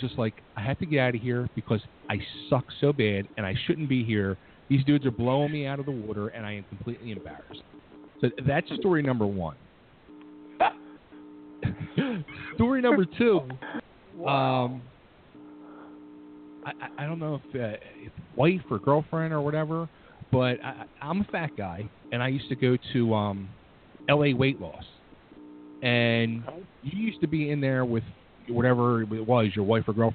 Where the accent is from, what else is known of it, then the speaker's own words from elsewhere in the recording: Upper Darby, Pennsylvania, United States; also born or lived in Aston; Originally from Upper Darby. I grew up like right two blocks off 69th Street.